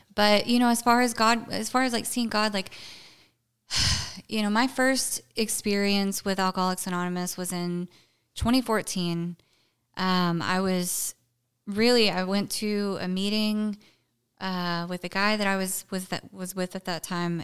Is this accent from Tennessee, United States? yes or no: yes; Brownsville, Tennessee, United States; moved away as an adult; also born or lived in Jackson, Tennessee / Clarksville, Tennessee; now in Texas, United States; I grew up in a small little podunk town called Brownsville, Tennessee